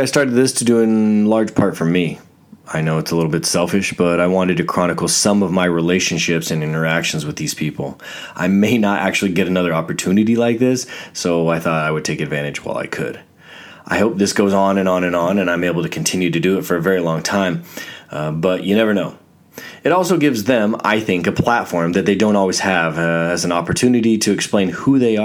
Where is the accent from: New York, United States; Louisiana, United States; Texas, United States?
Texas, United States; Fort Hood; I was born in Texas, Fort Hood, Texas, of all places.